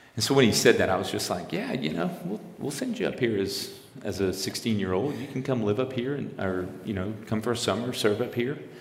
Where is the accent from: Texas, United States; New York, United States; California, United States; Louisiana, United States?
Louisiana, United States; Lafayette; also born or lived in New Orleans, Louisiana; now in Eagle River, Alaska, United States; I'm originally from South Louisiana. I was born in New Orleans. I was uh, raised in Lafayette, which is the home of the, it's the central part of Cajun culture